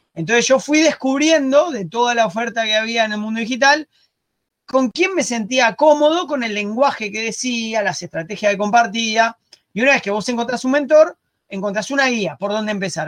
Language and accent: Spanish; Argentina; moved away as an adult; also born or lived in Spain / Barcelona; now in Uruguay; soy argentino, vivo en Uruguay